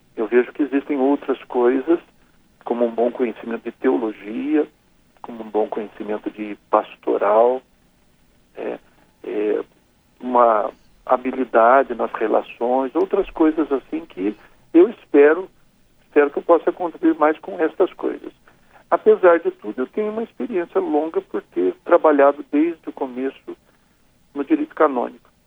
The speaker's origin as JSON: {"language": "Portuguese", "town": "São José", "country": "Brazil", "accent": "caipira", "moved": "yes", "lives_now": "São Paulo, Brazil", "said": "numa cidade interior como a minha, né, como São José"}